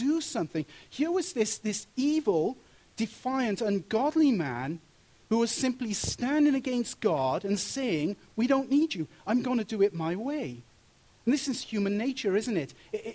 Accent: Wales, United Kingdom; moved away; when I was growing up in Wales and going to comprehensive school there

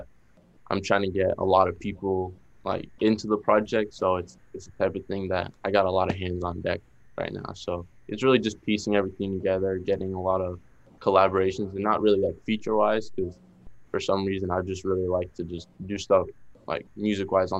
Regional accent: Boston, Massachusetts, United States; accent: Boston; my Boston accent

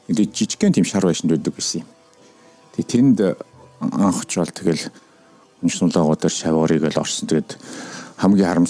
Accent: Ulaanbaatar, Mongolia; born or raised there; moved away as an adult; now in Washington, D.C., United States

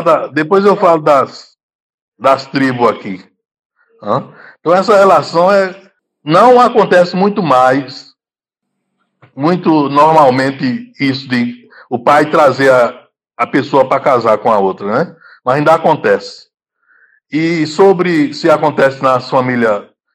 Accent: Juazeiro, Bahia, Brazil; moved away as an adult; now in Gambia; eu sou da, da Bahia, Juazeiro. Hã? me formei em, em Juazeiro mesmo

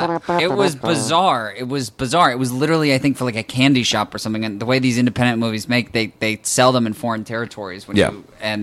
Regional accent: Los Angeles, California, United States; I'd always like been sort of hateful of my growing up in Los Angeles.

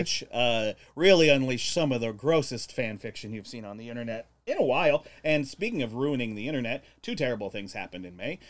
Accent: Arizona, United States; I'm from Arizona.

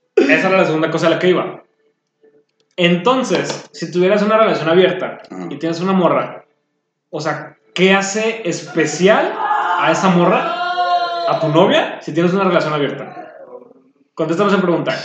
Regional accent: Mexico; nosotros como cultura mexicana

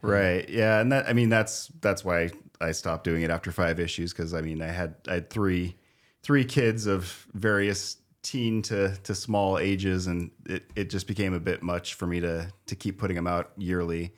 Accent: Spokane, Washington, United States; born or raised there; also born or lived in Wichita, Kansas

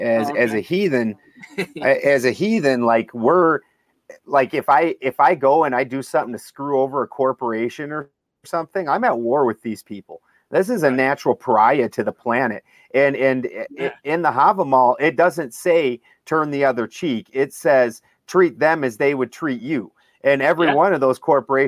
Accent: Midwest, United States; now in California, United States; I'm from the Midwest, so I'm from a very conservative Republican state

